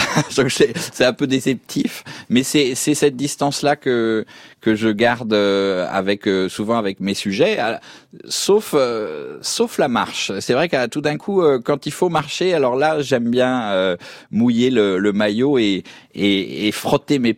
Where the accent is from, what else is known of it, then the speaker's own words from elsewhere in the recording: Paris, Île-de-France, France; born there; Je suis né à Paris.